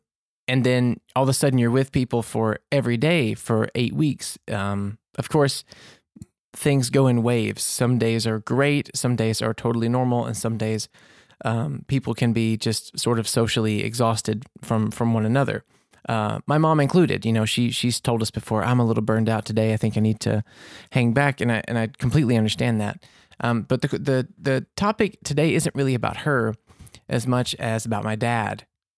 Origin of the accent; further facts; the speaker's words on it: Mississippi, United States; born there; also born or lived in Louisiana; I was born in Mississippi there, and we lived in Louisiana for a long time.